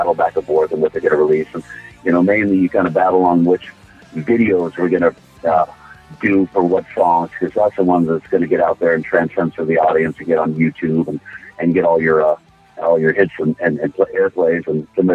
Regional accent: Bay Area, California, United States; the Bay Area, my hometown here

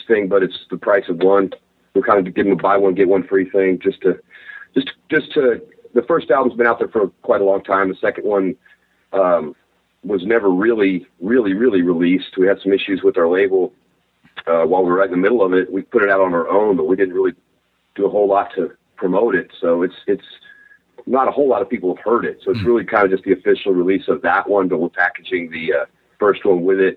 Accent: Texas, United States; We sound like rednecks. Yeah, we're from Texas.

